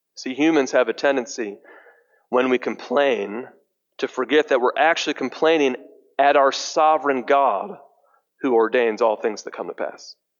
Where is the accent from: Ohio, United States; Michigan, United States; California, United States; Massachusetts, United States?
Michigan, United States; Detroit; I'm from Detroit